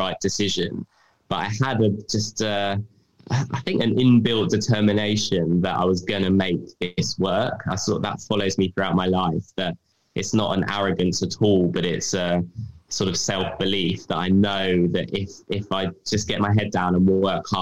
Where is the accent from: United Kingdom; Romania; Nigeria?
United Kingdom; London; I'm from London